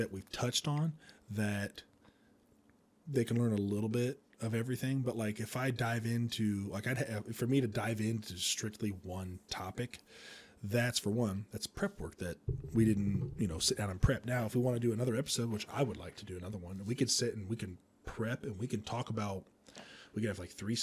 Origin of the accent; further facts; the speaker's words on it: Indiana, United States; from Indiana